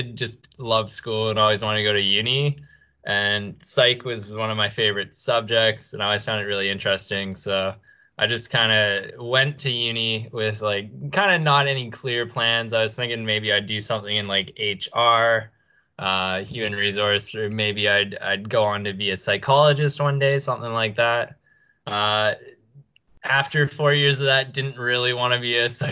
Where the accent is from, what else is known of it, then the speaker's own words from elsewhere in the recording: Canada; moved away as an adult; also born or lived in Melbourne, Australia; now in Brisbane, Australia; I grew up in Canada